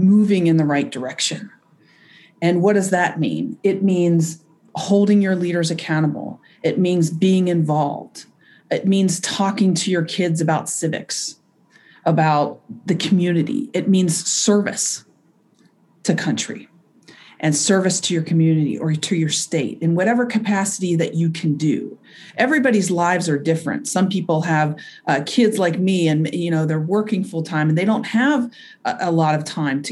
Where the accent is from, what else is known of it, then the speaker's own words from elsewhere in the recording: Kentucky, United States; moved away as an adult; I grew up in Kentucky, where everybody was pretty much the same